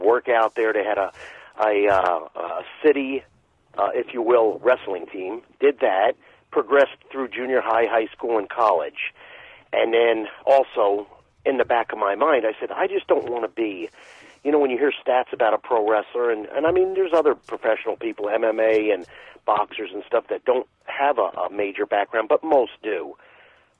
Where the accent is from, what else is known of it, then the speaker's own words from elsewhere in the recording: St. Petersburg, Florida, United States; I'm from St. Petersburg, Florida